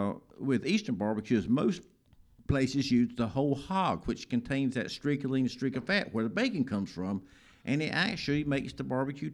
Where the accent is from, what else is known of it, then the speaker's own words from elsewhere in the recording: New Bern, North Carolina, United States; I grew up here in Newbern, North Carolina, and I've been to other places, and I don't want to go anywhere else.